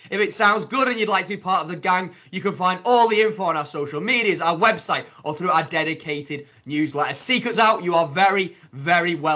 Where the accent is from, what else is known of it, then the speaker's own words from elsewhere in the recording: Widnes, North West England, United Kingdom; I've made my way back to my hometown. Widnes. Widnes.